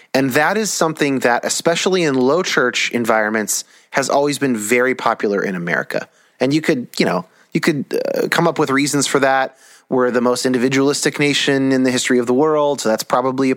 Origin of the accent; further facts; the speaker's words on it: United States; I'm American